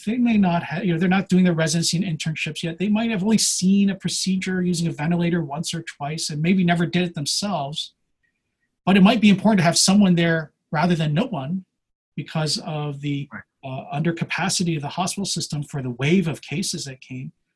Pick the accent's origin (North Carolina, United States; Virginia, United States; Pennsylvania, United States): Pennsylvania, United States; now in California, United States; I'm originally from Pennsylvania, hence this Wawa mug